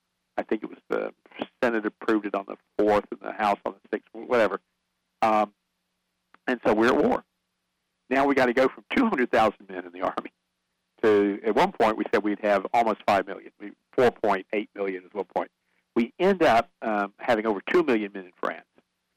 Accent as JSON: {"language": "English", "region": "North Carolina", "country": "United States", "tie": "born or raised there"}